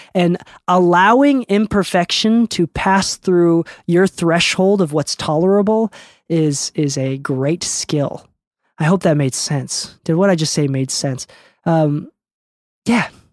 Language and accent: English; Okinawa, Japan; moved away; I'm an island boy, dude. I'm from Okinawa